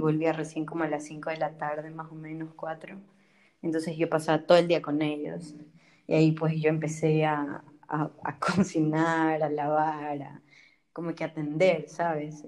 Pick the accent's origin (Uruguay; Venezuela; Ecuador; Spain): Ecuador; moved away as an adult; also born or lived in Germany; now in Marburg, Germany; vengo de Ecuador, tengo 22 años y estudio biología en Marburg y vivo en Alemania ya hace cuatro años